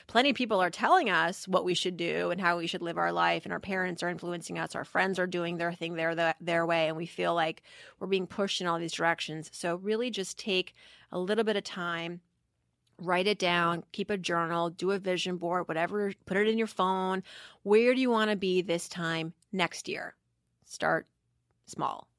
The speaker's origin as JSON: {"language": "English", "town": "Worcester", "region": "Massachusetts", "country": "United States", "tie": "born or raised there", "said": "growing up in Worcester, Massachusetts as I did"}